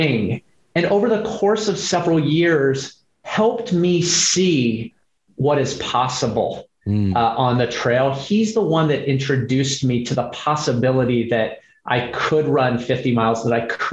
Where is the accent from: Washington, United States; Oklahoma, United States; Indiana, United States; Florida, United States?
Washington, United States; Seattle; moved away as an adult; also born or lived in California / New York / Los Angeles; born and raised in Seattle.